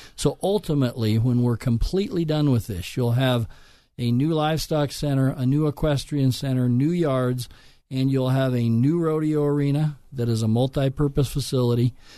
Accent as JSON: {"language": "English", "town": "Lakewood", "region": "Colorado", "country": "United States", "tie": "born or raised there", "said": "I grew up in Lakewood, Colorado, went to Alameda High School."}